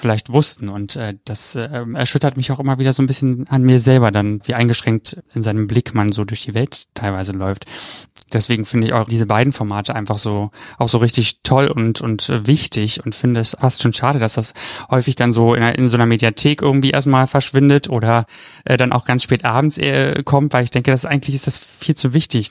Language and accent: German; East Germany, Germany; Ich bin ja aus dem Osten, da war man ja, wenn, wenn überhaupt evangelisch